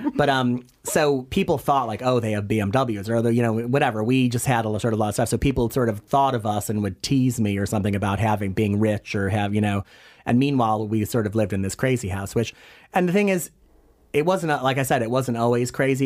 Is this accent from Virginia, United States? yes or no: no; Hanover Park, Illinois, United States; moved away as an adult; also born or lived in Chicago / Madrid / Florida; now in New York City, United States; I was born in Chicago and grew up in the very glamorous suburbs of Chicago, Hanover Park, Illinois, to be exact.